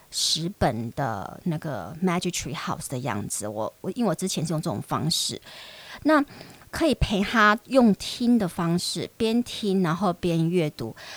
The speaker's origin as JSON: {"language": "Chinese", "country": "Taiwan", "also_born_or_lived": "United States", "said": "我们的台湾教英语的方式"}